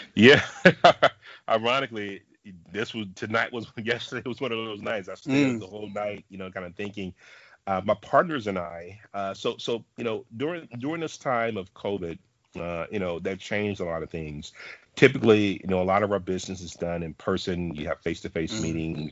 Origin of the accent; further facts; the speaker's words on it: Dallas, Texas, United States; I'm from Dallas, Texas